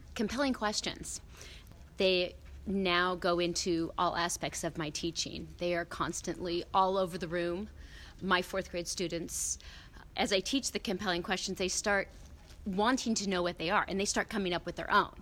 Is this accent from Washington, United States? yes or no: yes; Seattle, Washington, United States; I'm from Seattle, Washington.